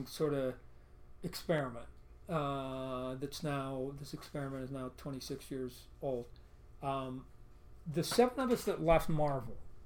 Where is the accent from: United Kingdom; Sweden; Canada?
Canada; I'm Canadian